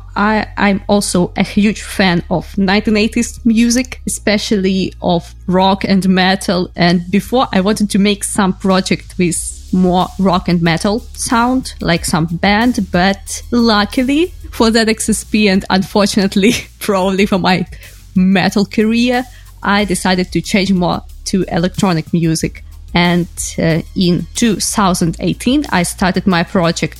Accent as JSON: {"language": "English", "country": "Ukraine", "said": "I am from Ukraine"}